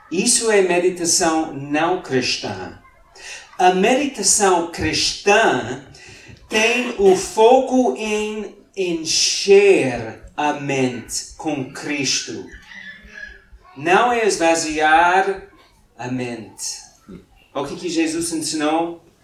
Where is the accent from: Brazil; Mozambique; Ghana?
Mozambique; now in Portugal; quando nós viemos cá de Moçambique há nove anos, em Moçambique, todos os dias, antes dos nossos filhos irem para a cama, lemos a Bíblia